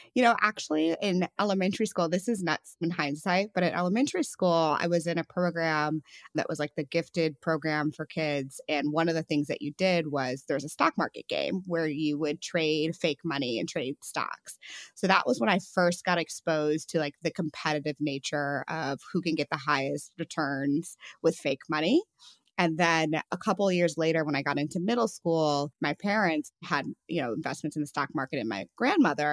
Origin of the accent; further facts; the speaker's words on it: St. Louis, Missouri, United States; I'm from Saint Louis